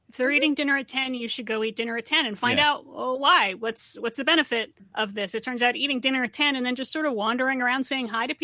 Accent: United States

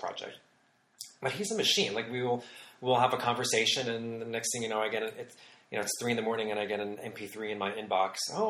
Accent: Michigan, United States; moved away; When this was in the 70s, growing up in Michigan.

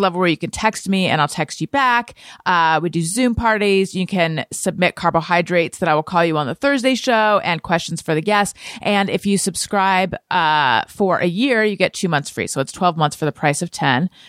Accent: Southern California, United States; moved away; also born or lived in New York; I was born in Northern California, grew up in Southern California

